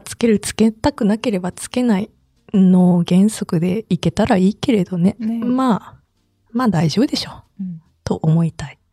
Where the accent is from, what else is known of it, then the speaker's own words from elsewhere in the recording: Saitama, Japan; moved away; 私浦和から参加してたと思うんですけど実家